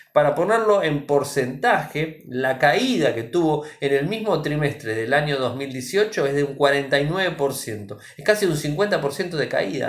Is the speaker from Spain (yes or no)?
no; Argentina